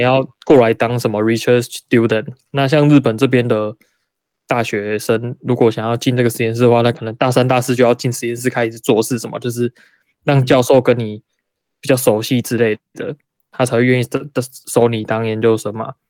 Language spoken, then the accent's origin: Chinese; Taiwan; moved away as an adult; now in Japan; 我是台湾人